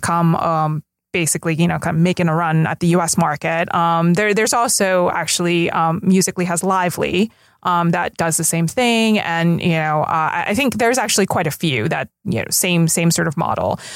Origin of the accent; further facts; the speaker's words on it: Los Angeles, California, United States; we both basically grew up here in L